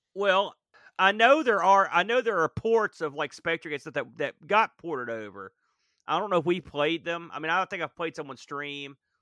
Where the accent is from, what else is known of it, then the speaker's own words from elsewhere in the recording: United States; I guess I'm an American